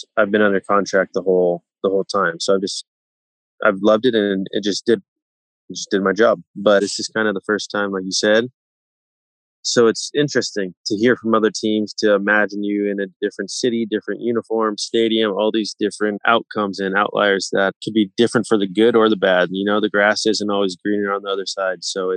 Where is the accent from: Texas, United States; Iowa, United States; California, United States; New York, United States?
California, United States; Palo Alto; I grew up in the Bay Area, Palo Alto